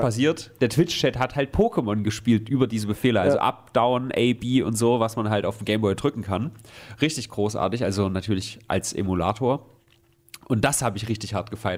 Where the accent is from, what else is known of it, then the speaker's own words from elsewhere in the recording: Germany; wer sind wir Deutsche dann noch?